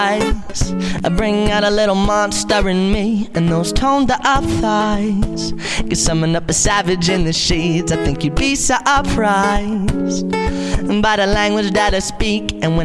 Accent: New Jersey, United States; I am from Southern New Jersey.

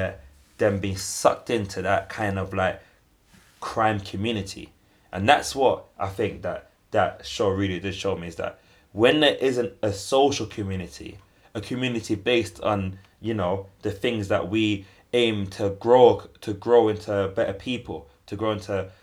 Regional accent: London, United Kingdom; I grew up in Hackney

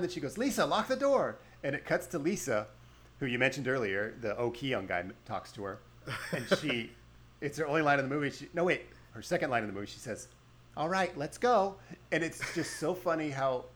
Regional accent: United States; as an American

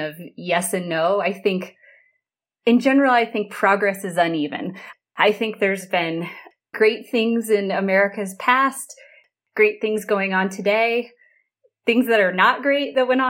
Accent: Central Wyoming, United States; also born or lived in New Hampshire; I grew up here in Central Wyoming, which is where I still am today

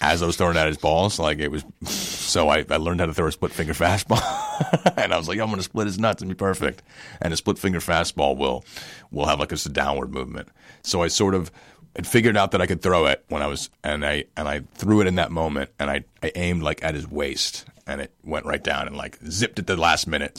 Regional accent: New York, United States; I'm from New York. I'm from New York

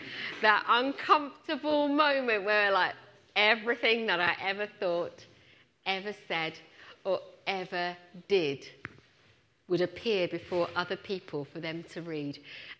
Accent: Punjab, India; born there; moved away; As you can tell, I'm Indian. I wasn't born in this country. I was born in India, in the north, in Punjab.

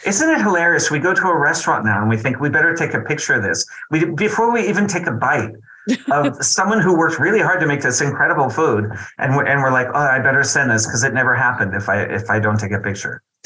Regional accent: New York, United States; I'm a New Yorker

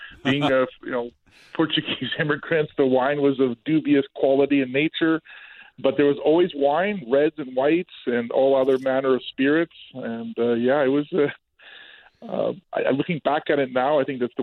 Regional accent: Oliver, British Columbia, Canada; I was born in Oliver

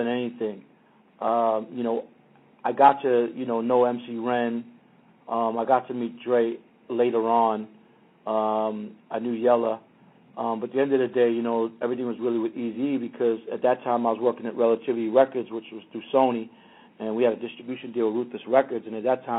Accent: New York City, New York, United States; now in Los Angeles, United States; I grew up in Queens with … and ….

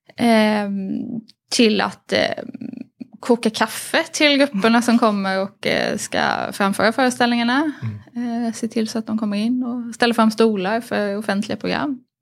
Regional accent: Harplinge, Halland County, Sweden; på Harplinge bibliotek eh, där jag växte upp

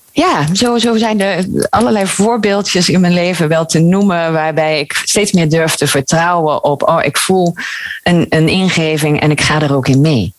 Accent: Gouda, South Holland, Netherlands; now in Maastricht, Netherlands; ik kom oorspronkelijk uit, uh, uit Gouda.

